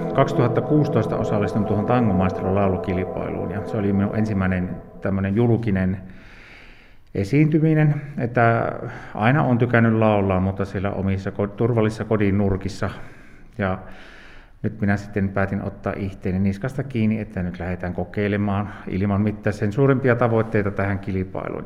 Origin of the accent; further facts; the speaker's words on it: Nilsiä, North Savo, Finland; täällä oltiin näin omilla kotikulmilla